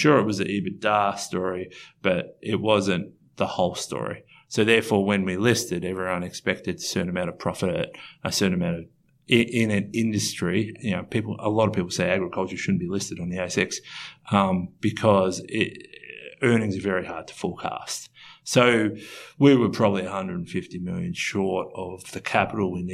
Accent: Australia; we're from Australia.

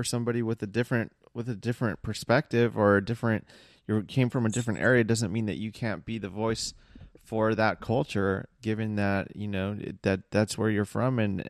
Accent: United States; Yes, I'm American as fuck, you know, whitewashed in quotation marks.

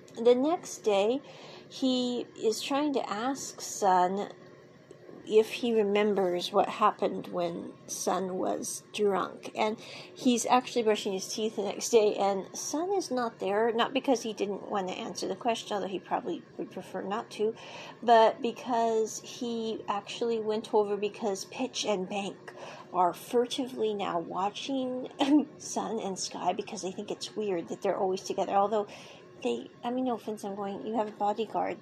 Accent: United States; I grew up with living in America

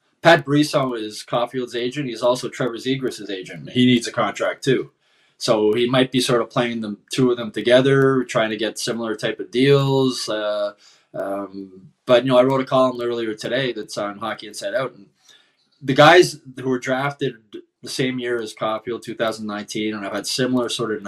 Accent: Montreal, Quebec, Canada; I'm from Montreal

